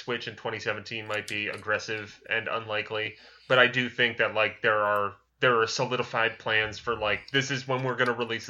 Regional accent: the South, United States; accent: Southern; my disapproving Southern accent.

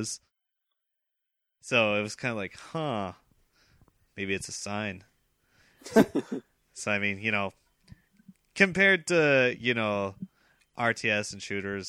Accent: Montana, United States; born or raised there; moved away

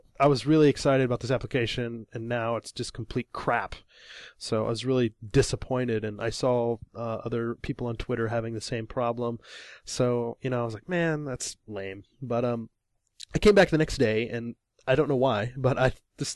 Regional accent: Illinois, United States; now in Japan; I'm from Illinois, middle of America

